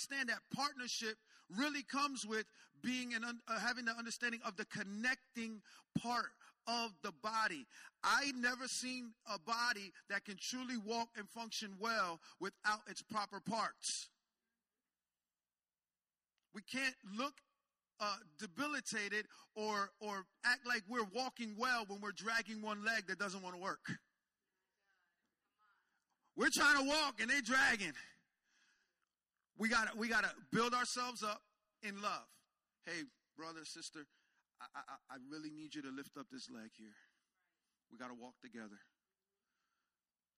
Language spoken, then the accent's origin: English; Jersey Shore, New Jersey, United States; I'm from the Jersey Shore area, so I got a beach.